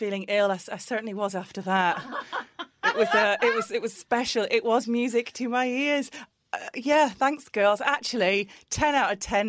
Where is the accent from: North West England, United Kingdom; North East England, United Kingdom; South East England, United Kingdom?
North East England, United Kingdom; Middlesbrough; Middlesbrough, my hometown team